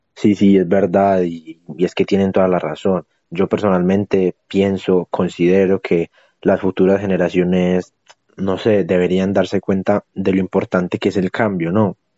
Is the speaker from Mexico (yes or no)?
no; Boyacá, Colombia; allá en mi tierra, en Boyacá